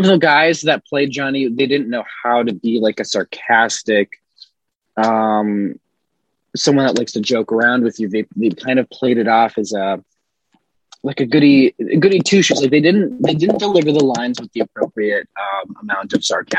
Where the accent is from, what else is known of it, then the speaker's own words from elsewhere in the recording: Minnesota, United States; now in Connecticut, United States; my hometown's in Minnesota and I'm in Connecticut at the moment